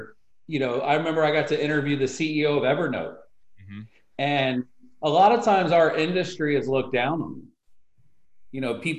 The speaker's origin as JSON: {"language": "English", "town": "New York City", "region": "New York", "country": "United States", "said": "I'm from Brooklyn."}